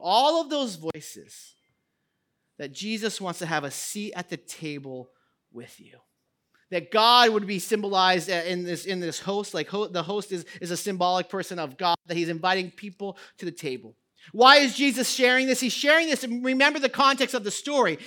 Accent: United States; as an American society

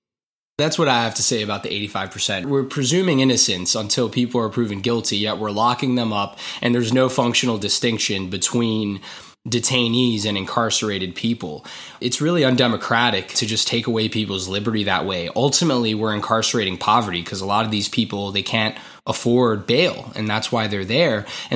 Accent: New York, United States; growing up in New York, you see some of the opportunities that are afforded to some people who are born in some zip codes

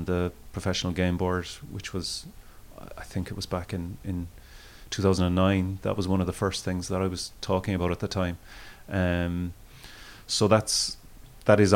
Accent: Cork, Munster, Ireland; I'm from Cork myself

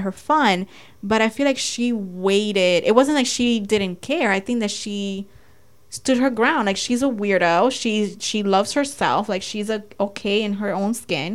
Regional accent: Dominican Republic; moved away; when I graduated college, I went to my hometown in DR

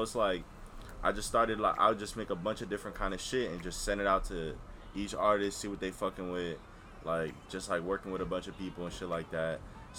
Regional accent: New York, United States; moved away as an adult; now in West Palm Beach, United States; It all started out here in West Palm, but I'm from New York. I lived in New York my whole life, pretty much.

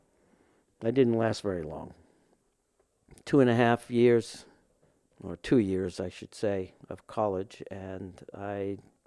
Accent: New Orleans, Louisiana, United States; moved away as an adult; also born or lived in St. Bernard Parish, Louisiana / California; I was born in New Orleans. Until I was 8 years old, I lived in the lower Ninth Ward. And my father was a carpenter, and he built a house down in St. Bernard Parish, and we moved there

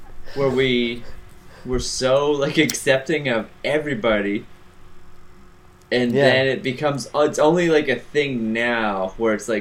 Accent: Georgetown, Ontario, Canada; where we grew up in Georgetown, Ontario, Canada is like so white

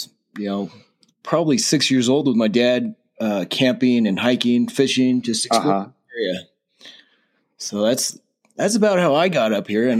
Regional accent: Modesto, California, United States; moved away as an adult; now in Bridgeport, United States; I grew up in the Central Valley over in Modesto.

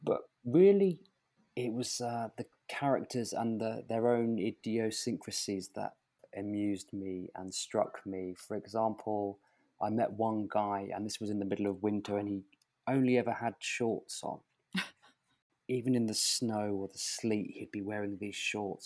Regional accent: Portsmouth, South East England, United Kingdom; moved away as an adult; also born or lived in London; I was desperate to leave my hometown, which was Portsmouth on the south coast of England in the county of Hampshire

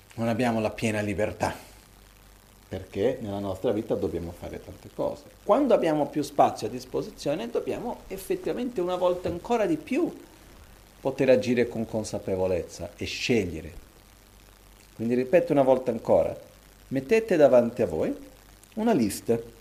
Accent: Brazil; moved away; Io da bambino, quando ero piccolo, che vivevo in Brasile

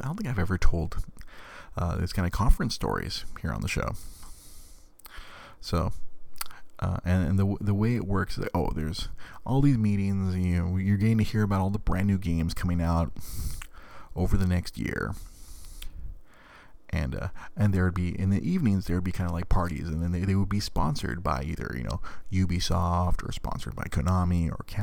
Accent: Monterey Park, California, United States; I grew up in Monterey fucking Park

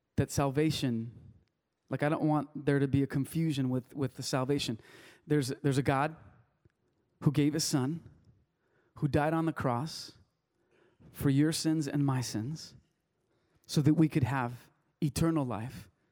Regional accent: Wilmington, United States; first language Spanish; English is a second language; I grew up in little town in Wilmington

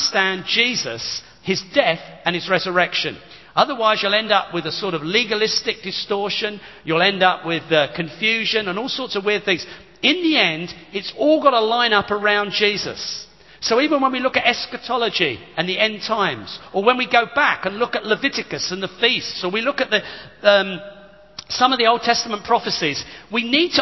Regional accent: United Kingdom; we're very British

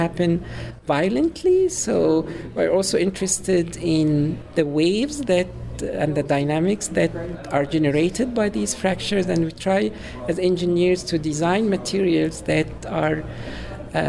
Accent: Cairo, Cairo Governorate, Egypt; moved away as an adult; also born or lived in Illinois, United States; now in Urbana-Champaign, United States; I am from Egypt, Cairo specifically, and I came to the U.S. for my PhD

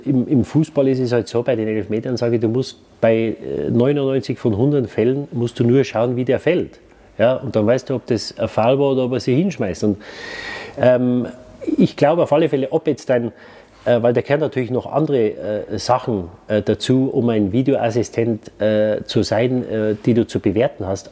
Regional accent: Munich, Bavaria, Germany; also born or lived in Waldsassen; ich bin mit vier Wochen nach München gekommen

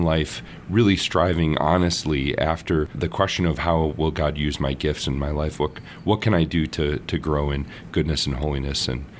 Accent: St. Paul, Minnesota, United States; I grew up in St. Paul, Minnesota, and I have two siblings, an older brother and a younger sister. And a great place to grow up, Minnesota, and I went to Catholic schools all my life, so grade school and high school

